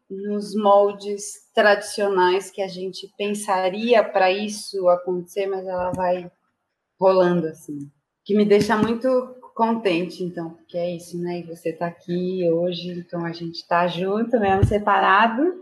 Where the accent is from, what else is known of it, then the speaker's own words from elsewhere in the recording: Mauá, São Paulo, Brazil; E comecei muito cedo no ABC, sou de Mauá, criada em Mauá e vivi lá até os 18 anos.